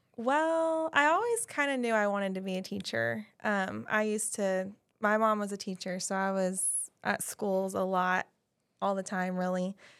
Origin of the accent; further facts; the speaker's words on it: Guthrie, Oklahoma, United States; I grew up in Guthrie, so I went to all the other schools